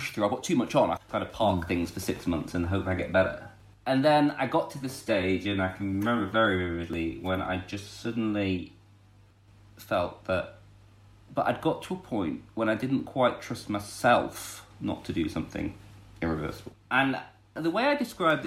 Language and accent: English; Lancashire, North West England, United Kingdom; now in North Oxfordshire, United Kingdom; We're both from Lancashire.